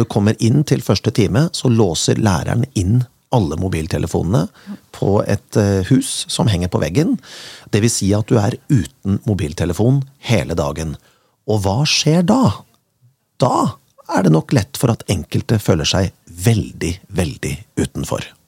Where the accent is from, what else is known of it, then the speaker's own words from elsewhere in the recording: Kongsberg, Buskerud, Norway; Jeg kommer fra Kongsberg med opp mot 2,5 til 3 meter snø på vinteren